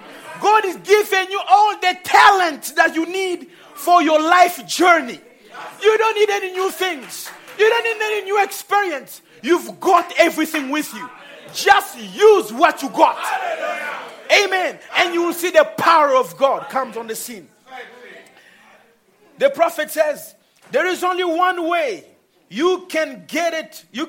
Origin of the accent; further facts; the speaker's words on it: DR Congo; I was born in Congo. And I was raised with a Congolese habit and way of thinking, way of eating.